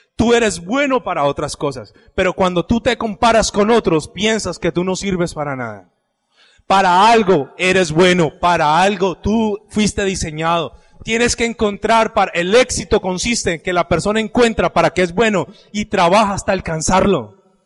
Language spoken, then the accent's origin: Spanish; Cali, Valle del Cauca, Colombia; estoy en Colombia, estoy en Cali, aquí no me conoce sino mi mamá